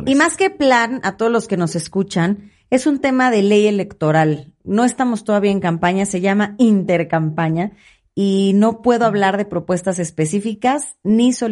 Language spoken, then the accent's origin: Spanish; State of Mexico, Mexico; soy emanada del PRI, pero soy más mexiquense que priista. Y quiero que a mi Estado le vaya bien.